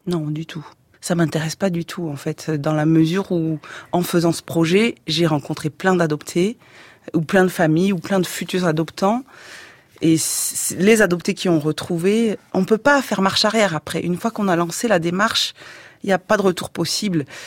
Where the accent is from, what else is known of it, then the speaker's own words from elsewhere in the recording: France; on est moins exotique puisqu'on est français